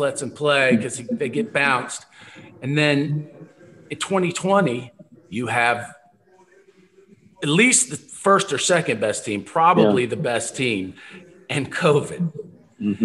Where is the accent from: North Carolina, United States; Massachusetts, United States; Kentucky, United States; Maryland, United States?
Kentucky, United States; Lexington; now in Austin, United States; I'm from Lexington with Rex, so grew up Kentucky fan